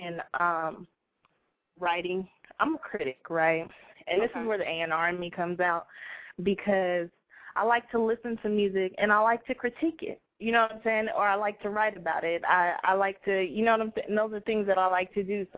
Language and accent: English; Bay Area, California, United States; I'm originally from the Bay Area